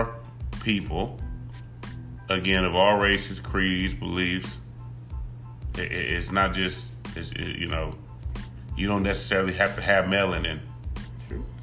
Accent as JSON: {"language": "English", "town": "Compton", "region": "California", "country": "United States", "tie": "born or raised there", "said": "I come from Compton, California, 90222, born and bred, proud than a motherfucker to be from the hub"}